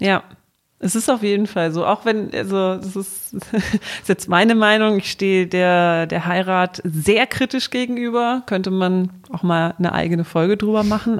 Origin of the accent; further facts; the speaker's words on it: Southern Germany, Germany; moved away; ich komme ja aus mhm. Süddeutschland, bei meinen Eltern